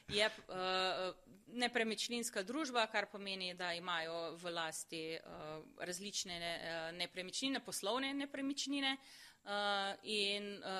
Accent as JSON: {"language": "Slovenian", "country": "Slovenia", "said": "Smo pa Slovenci"}